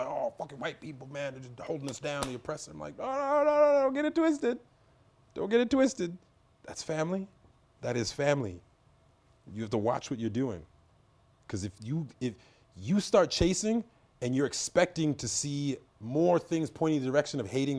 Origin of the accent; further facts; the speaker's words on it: Trinidad & Tobago; What about you? Where are you from? I was like, Trinidad.